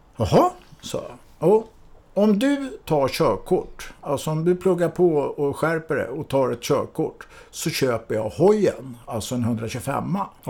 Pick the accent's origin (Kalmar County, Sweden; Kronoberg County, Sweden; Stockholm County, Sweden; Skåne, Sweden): Stockholm County, Sweden; Mälaröarna; jag är ju uppvuxen ute på Mälaröarna